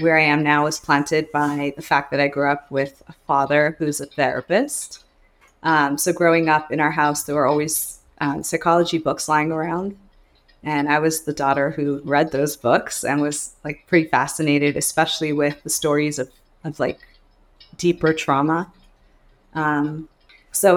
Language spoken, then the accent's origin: English; Montreal, Quebec, Canada; moved away as an adult; now in United States; I'm from Montreal, Canada, but I've been living in the United States